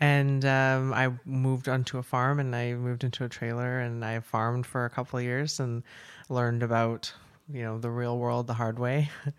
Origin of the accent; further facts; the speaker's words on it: Maple Ridge, British Columbia, Canada; also born or lived in Kelowna; now in Chilliwack, Canada; Maple Ridge. I grew up in Maple Ridge. I moved all over. I even spent some time in Kelowna for a while